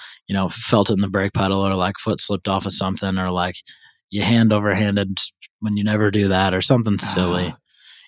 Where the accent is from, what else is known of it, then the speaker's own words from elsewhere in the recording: St. Louis, Missouri, United States; my hometown, St. Louis